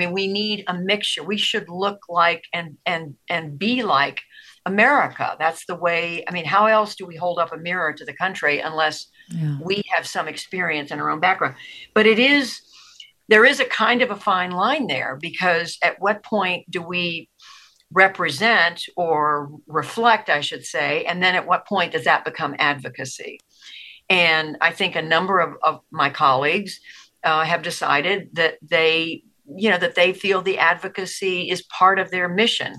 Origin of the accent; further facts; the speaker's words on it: Tulsa, Oklahoma, United States; born there; also born or lived in Georgia; I was born in Tulsa, Oklahoma. I was raised as an Army brat, lived all over the world growing up, spent my high school years in Georgia, went to college in North Carolina.